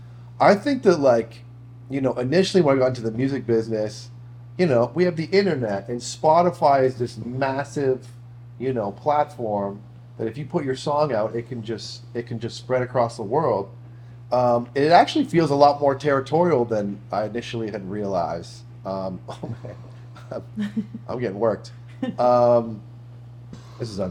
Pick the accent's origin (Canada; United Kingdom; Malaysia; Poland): Canada; Toronto, Ontario; being from Toronto